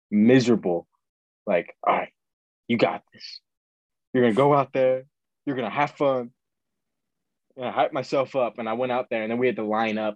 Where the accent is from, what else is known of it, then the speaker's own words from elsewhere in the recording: Ireland; We're singing, we're both Irish, we're both singing like Irish folk songs.